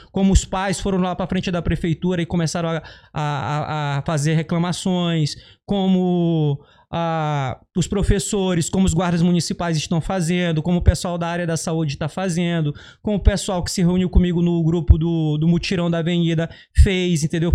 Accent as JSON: {"language": "Portuguese", "town": "Carutapera", "region": "Maranhão", "country": "Brazil", "tie": "born or raised there", "also_born_or_lived": "Belém", "moved": "yes", "lives_now": "Rio de Janeiro, Brazil", "said": "A minha cidade se chama Carutapera, significa Casa de Homem Branco"}